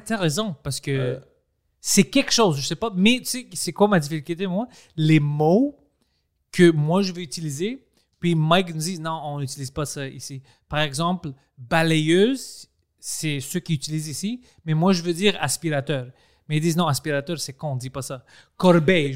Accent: Greece; accent: Greek; French is a second language; moved away; je parle français comme un grec. Je parle français en grec

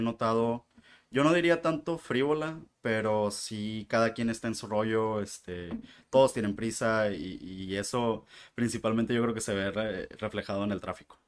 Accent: Mexicali, Baja California, Mexico; moved away as an adult; now in Tijuana, Mexico; soy de Mexicali

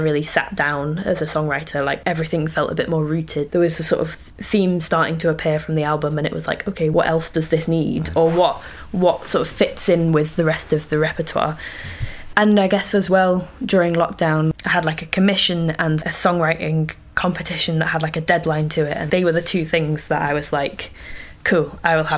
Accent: Yorkshire Dales, Yorkshire and the Humber, United Kingdom; moved away; grew up really rurally in the Yorkshire Dales

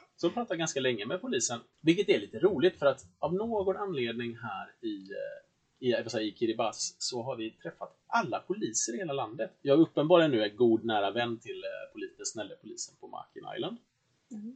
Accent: Sweden; vi svenskar

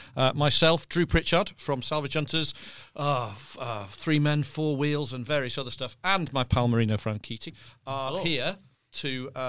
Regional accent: the North, the north of England, United Kingdom; I'm from the North.

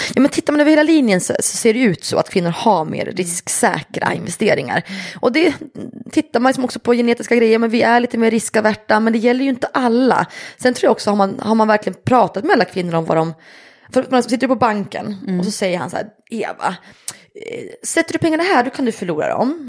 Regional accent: Östersund, Jämtland, Sweden; jag är uppväxt i Jämtland, i Östersund

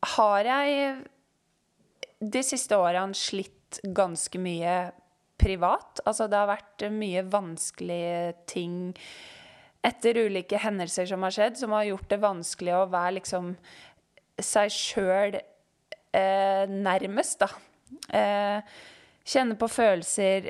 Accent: Øyer, Innlandet, Norway; moved away as an adult; now in Oslo, Norway; Jeg kommer fra Øyer i Gudbrandsdalen

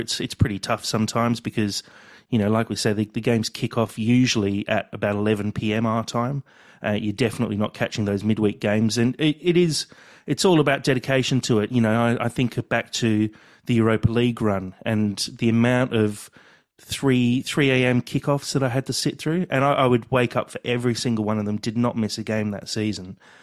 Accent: England, United Kingdom; now in Australia; growing up in England, I, I was at boarding school

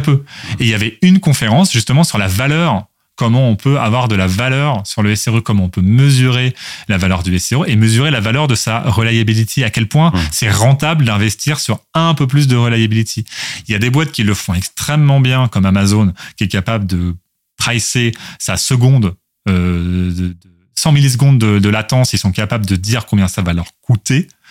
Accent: Louviers, Normandy, France; moved away as an adult; also born or lived in Rouen / Toulouse; je suis né à Louviers, commune de 18 000 habitants, donc dans l'Eure, en Haute-Normandie. bon, la Normandie désormais. et dans la dans la dans laquelle je suis je suis resté jusqu'au lycée.

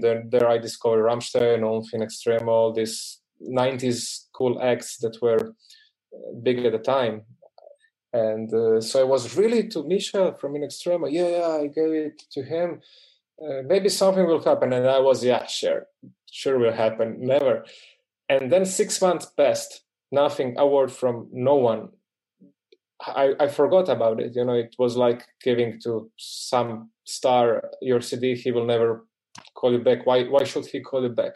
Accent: Dalmatia, Croatia; now in Zagreb, Croatia; I'm from Dalmatia

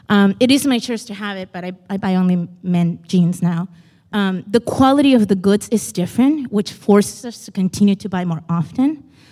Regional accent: Iquique, Tarapacá, Chile; also born or lived in Lowell, United States; I'm from Iquique, Chile, by way of Lowell, Mass.

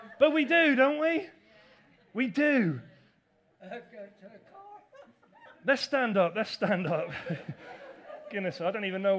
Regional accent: England, United Kingdom; I know we're English.

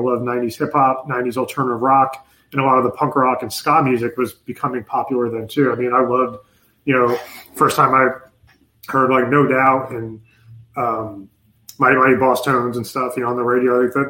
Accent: New York, United States; also born or lived in Pennsylvania; But I'm originally from New York too. Like, yes, another thing we have in common. And then when we moved from New York, we moved to Pennsylvania, a little town for like maybe a year or half a year.

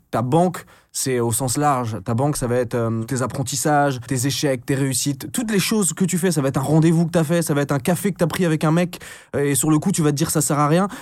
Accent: Brest, Brittany, France; also born or lived in Caen; j'ai passé la majeure partie de mon enfance en, Bretagne, dans le Finistère

